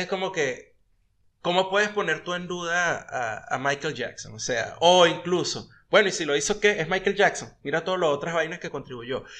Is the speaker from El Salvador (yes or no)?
no; Venezuela; also born or lived in United States; now in Argentina; nosotros como venezolanos